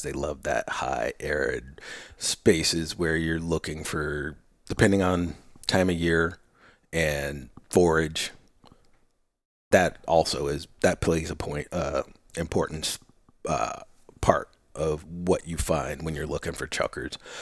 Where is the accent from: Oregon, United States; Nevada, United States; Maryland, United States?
Oregon, United States; Willamette Valley; I grew up in the Willamette Valley